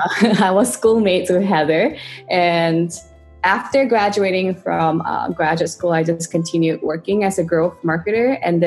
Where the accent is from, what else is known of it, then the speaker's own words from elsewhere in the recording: Singapore; moved away as an adult; also born or lived in Baltimore, United States; now in New York, United States; I'm currently based in New York, but I'm originally from Singapore.